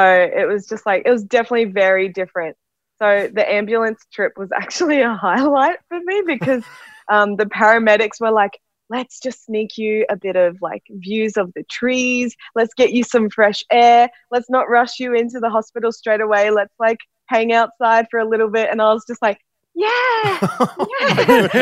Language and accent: English; Brisbane, Queensland, Australia; now in Sydney, Australia; I'm actually from Brisbane, but I've been stuck in Sydney for COVID nineteen